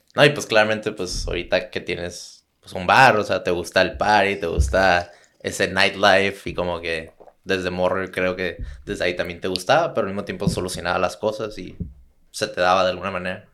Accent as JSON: {"language": "Spanish", "town": "Tijuana", "region": "Baja California", "country": "Mexico", "said": "soy de Tijuana"}